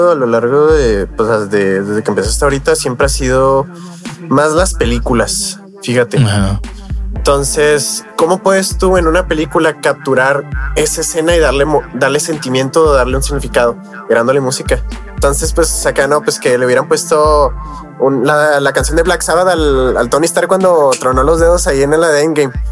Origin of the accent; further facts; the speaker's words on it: Mexico; ese soy mexicano, Simón, hago música de hip hop, se creó en Estados Unidos, Simón, pero yo soy mexicano al final de cuentas